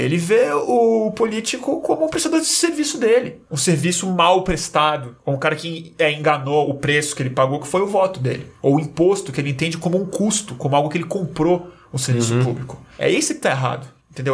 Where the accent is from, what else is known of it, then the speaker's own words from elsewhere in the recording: Brazil; A gente é brasileiro, a gente fala uma língua